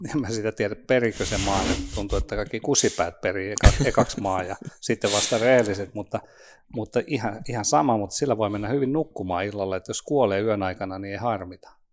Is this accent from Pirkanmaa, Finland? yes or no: no; Nurmo, South Ostrobothnia, Finland; now in Espoo, Finland; Nurmoosta, Etelä-Pohjanmaalta.